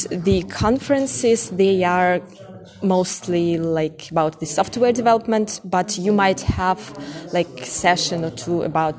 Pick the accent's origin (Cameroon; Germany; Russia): Russia; English is a second language; I'm from Russia